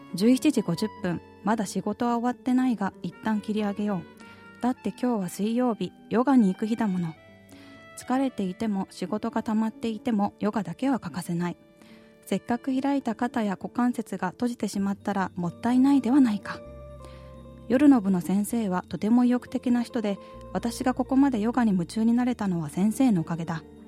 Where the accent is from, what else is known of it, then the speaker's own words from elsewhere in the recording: Anseong, Gyeonggi Province, South Korea; 私の地元アンソンに戻ってきて4年が経った